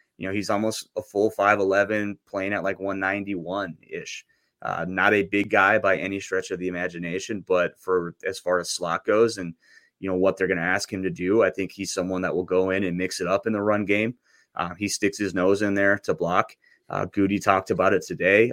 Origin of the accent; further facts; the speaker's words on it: North Dakota, United States; I grew up in North Dakota